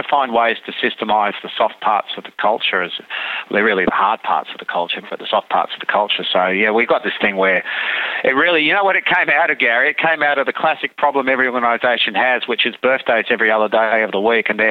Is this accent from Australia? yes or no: yes; Australia; we're just an Australian being an Australian